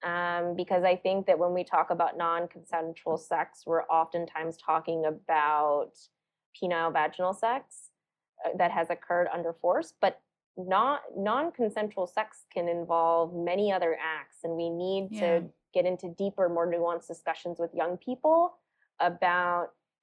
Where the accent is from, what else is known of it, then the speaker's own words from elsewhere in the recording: South Carolina, United States; born there; I was born in South Carolina, but my parents were born and raised in India.